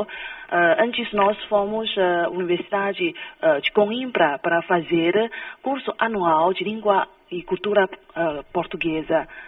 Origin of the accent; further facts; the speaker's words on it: Brazil; accent: Brazilian; Portuguese is a second language; now in China; o meu sotaque brasileiro